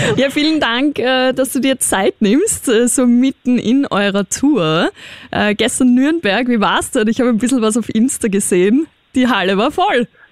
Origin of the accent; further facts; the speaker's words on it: Austria; ich bin Österreicherin